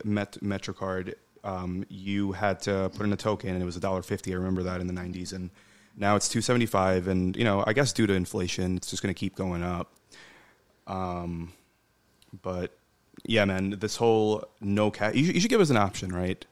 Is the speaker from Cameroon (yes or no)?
no; Bangladesh; I'm from Bangladesh.